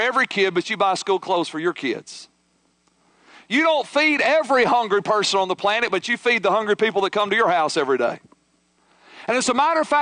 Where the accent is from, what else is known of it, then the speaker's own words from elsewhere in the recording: United States; as American modern day Christians